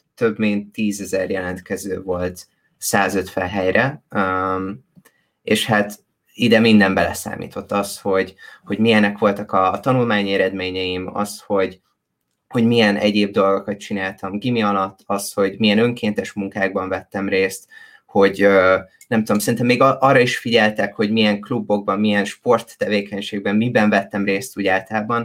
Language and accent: Hungarian; Szombathely, Vas, Hungary; moved away as an adult; én szombathelyen születtem, és szombathelyen nőttem föl